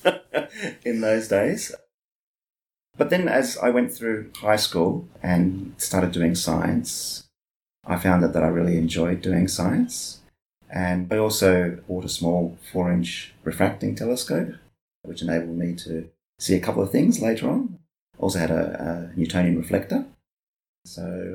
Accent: Melbourne, Victoria, Australia; I was 11 years old at that time. So that tells you where I'm from. I'm from Melbourne. My parents were living in a place called Wanturna.

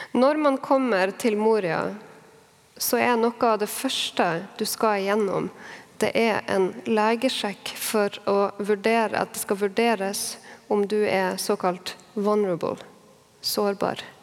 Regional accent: Harstad, Troms, Norway; nå bor i min hjemby, Harstad

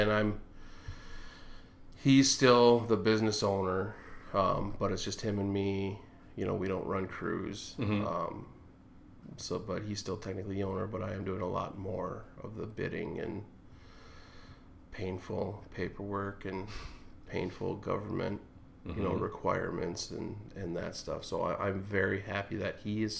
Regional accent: Plymouth, Minnesota, United States; also born or lived in Maple Grove / Greenfield; western suburbs, Plymouth, Maple Grove. So I've always been real local here

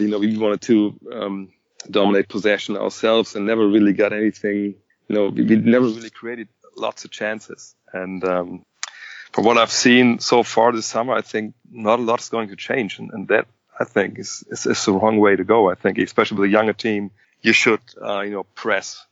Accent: Wolfsburg, Lower Saxony, Germany; moved away as an adult; also born or lived in Cologne / Frankfurt; now in Wolfsburg, Germany; born and bred.

